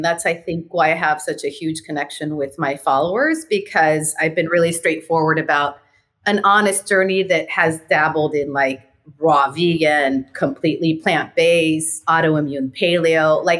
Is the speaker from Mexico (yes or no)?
yes; Tijuana, Baja California, Mexico; now in San Diego, United States; I grew up in Tijuana with my mom and my dad.